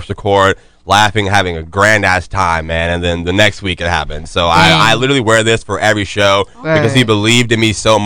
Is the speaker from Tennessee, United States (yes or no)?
no; Jacksonville, Florida, United States; we're all from Duval, from Jacksonville